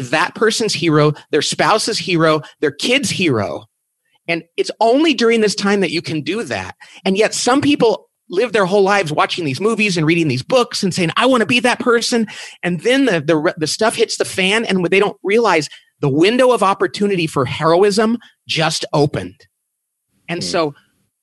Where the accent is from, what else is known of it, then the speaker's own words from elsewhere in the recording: Bakersfield, California, United States; I'm from Bakersfield, California